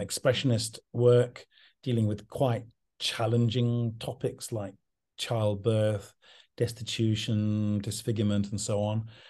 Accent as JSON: {"language": "English", "area": "English countryside", "region": "England", "country": "United Kingdom", "tie": "born or raised there", "also_born_or_lived": "London", "said": "I grew up in the English countryside"}